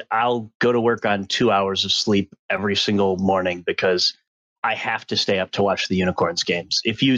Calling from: Wisconsin, United States; I'm calling from Midwest Wisconsin.

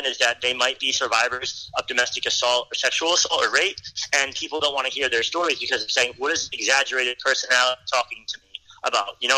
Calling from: Rhode Island, United States; I'm calling from Rhode Island today

